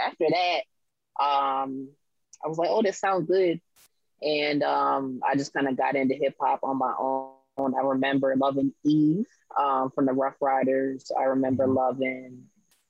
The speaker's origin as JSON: {"language": "English", "town": "Abingdon", "region": "Maryland", "country": "United States", "tie": "born or raised there", "moved": "as an adult", "lives_now": "Baltimore, United States", "said": "born here, raised in Harford County, spent a lot of time in Baltimore growing up because my family's here. And now I'm living in Baltimore"}